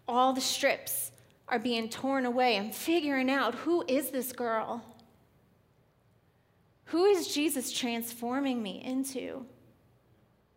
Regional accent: New York, United States; moved away; I was born and raised in New York, right outside of New York City

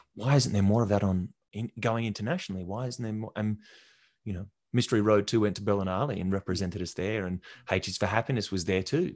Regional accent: Albany, Western Australia, Australia; moved away; I'm from Albany. I was born and raised there and family's been there for generations.

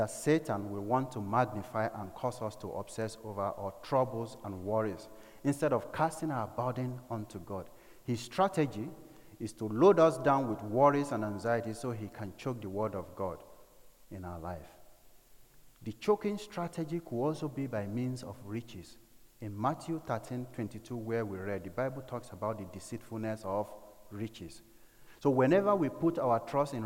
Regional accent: north and Middle Belt of Nigeria, Nigeria; the north and middle belt part of Nigeria, where I come from

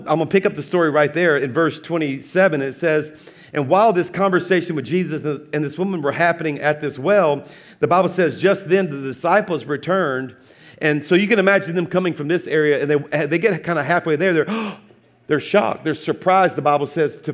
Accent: South Louisiana, United States; I'm a Cajun from South Louisiana

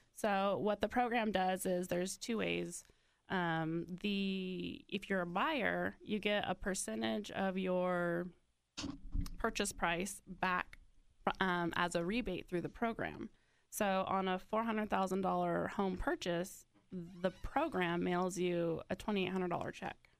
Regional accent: Mendocino County, California, United States; moved away as an adult; I'm originally from Northern California.

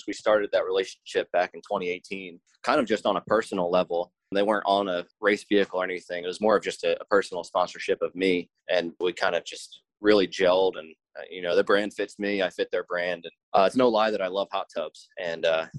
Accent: New Jersey, United States; I'm from South Jersey

